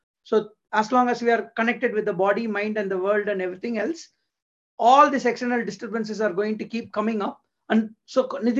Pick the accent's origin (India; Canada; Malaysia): India; Tamil Nadu; from a very young age, going in Tamil Nadu, growing up in Tamil Nadu